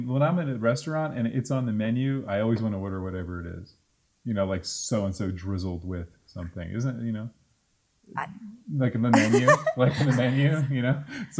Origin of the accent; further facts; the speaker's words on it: New Jersey, United States; I'm from New Jersey and we had lots of white pine.